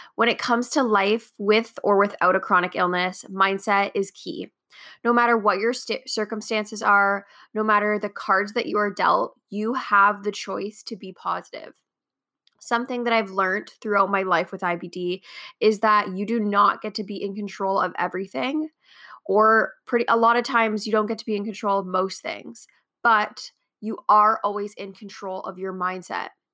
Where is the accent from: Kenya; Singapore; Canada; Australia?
Canada